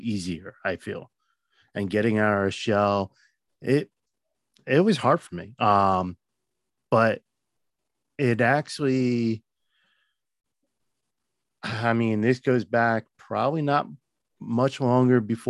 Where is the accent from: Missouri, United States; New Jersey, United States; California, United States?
New Jersey, United States; I'm a nobody from Jersey